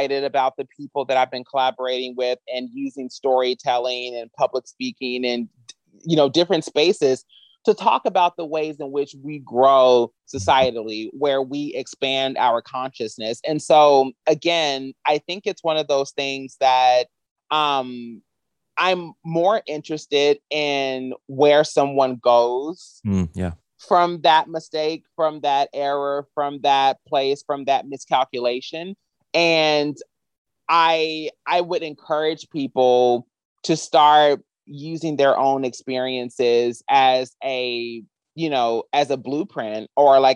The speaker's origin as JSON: {"language": "English", "region": "Kentucky", "country": "United States", "tie": "born or raised there", "moved": "yes", "lives_now": "Los Angeles, United States", "said": "I'm from Kentucky."}